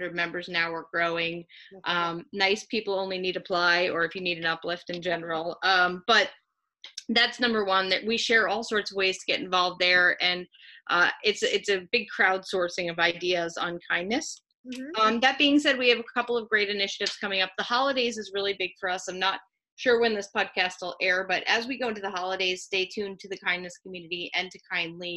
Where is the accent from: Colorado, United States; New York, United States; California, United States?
New York, United States; moved away; I'm originally a New Yorker